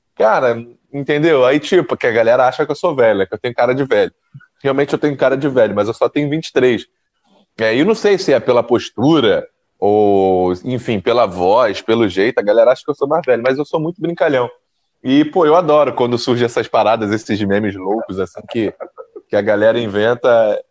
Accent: Rio de Janeiro, Brazil; aqui no Rio, lá no Gogó da M, Belfort onde eu nasci, sou nascido e criado

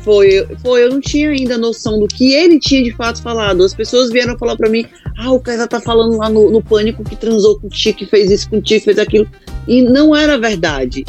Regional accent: Icó, Ceará, Brazil; moved away; vim do interior do Ceará, de uma cidade que até o nome é pequeno, Icó

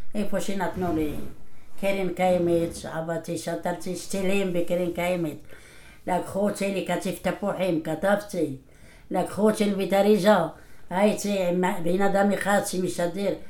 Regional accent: Morocco; moved away as an adult; now in Israel; אני נולדתי במרוקו, בעיר שקראו לה קלעס סרגנה. גדלתי בבית דתי

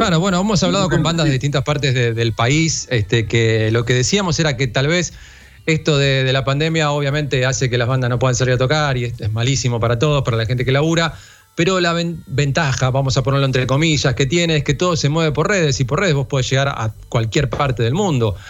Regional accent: General Madariaga, Buenos Aires Province, Argentina; soy de Madariaga

